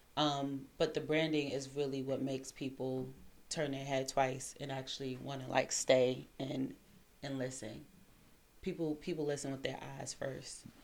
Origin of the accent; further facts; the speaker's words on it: New York City, New York, United States; moved away as an adult; also born or lived in Washington, District of Columbia, United States / Seattle / California / Virginia Beach; now in DMV area, United States; born and raised in uh, Crown Heights.